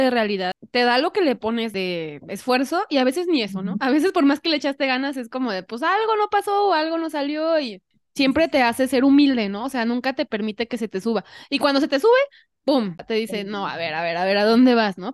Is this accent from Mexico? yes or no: yes; Xalapa, Veracruz, Mexico; now in Mexico City, Mexico; Yo vivo ahora en la Ciudad de México, pero soy de Jalapa